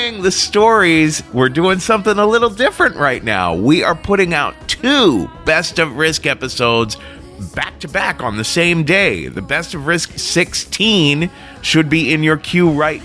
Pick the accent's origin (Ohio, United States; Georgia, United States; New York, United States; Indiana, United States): Ohio, United States; Cincinnati; my hometown, Cincinnati, Ohio